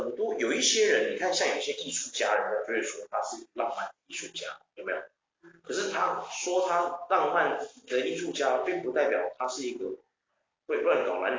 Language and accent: Chinese; Taiwan; 因为我是台湾人嘛，